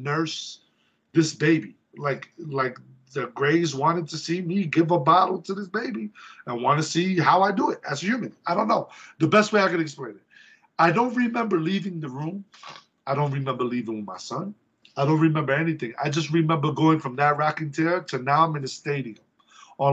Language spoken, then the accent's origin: English; New York City, New York, United States; moved away; also born or lived in Oviedo, Florida; I'm from the Bronx.